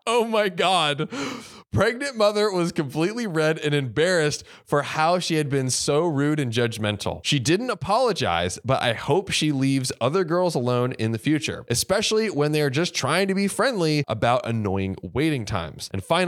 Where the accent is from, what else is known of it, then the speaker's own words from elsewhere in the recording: Florida, United States; By the way, I'm from Manatee County, so manatees are sacred to me, okay?